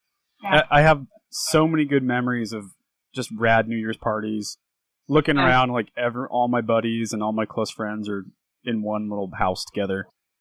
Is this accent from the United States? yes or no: yes; Southern California, United States; now in Oregon, United States; I grew up in Southern California, and where we live in Oregon, there's a lot of Mexican immigrants